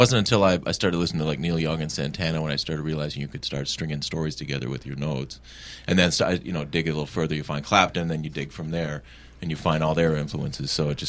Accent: Markham, Ontario, Canada; also born or lived in Guelph; now in Toronto, Canada; born and raised in Markham and went away to university in Guelph and then back to Toronto pretty much.

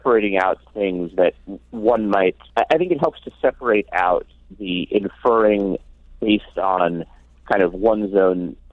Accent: Ashland, Oregon, United States; the town which I grew up in, Ashland, Oregon

